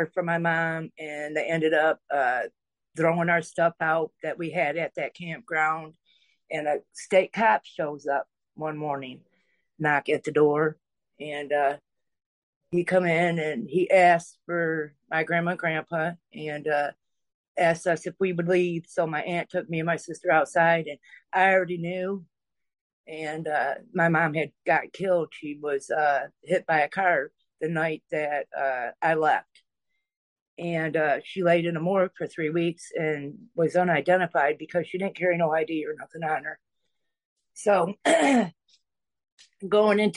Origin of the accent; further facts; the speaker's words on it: Michigan, United States; I'm from Michigan, and we moved into a state park